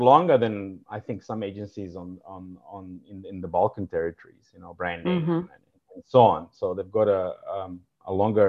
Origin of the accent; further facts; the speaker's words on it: Rijeka, Primorje-Gorski Kotar County, Croatia; born there; also born or lived in Serbia / South Africa / London; I was born in Rijeka in Croatia, lived in Serbia, emigrated to South Africa